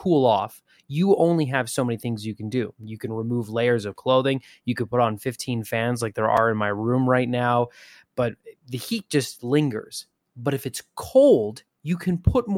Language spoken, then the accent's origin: English; Canada; I'm very Canadian